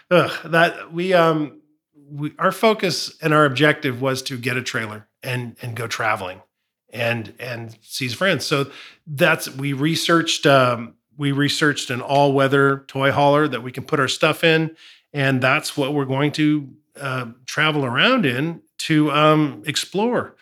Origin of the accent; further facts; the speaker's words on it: California, United States; also born or lived in Felton; born and raised in California